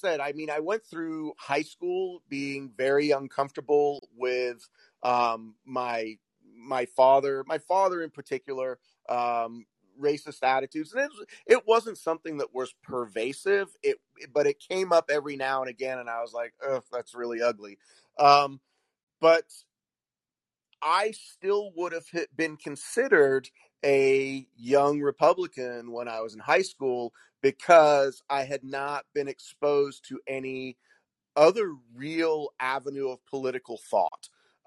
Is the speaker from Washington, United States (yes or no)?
yes; Washington, United States; a lot of the people that I grew up with here in Washington State, I, you know, like I said, I went to junior high and high school here.